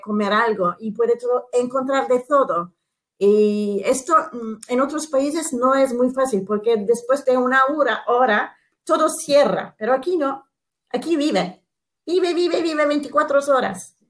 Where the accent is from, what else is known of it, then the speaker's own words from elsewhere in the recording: Istanbul, Turkey; Spanish is a second language; yo que soy una italiana, y eh, he nacido aquí, he vivido aquí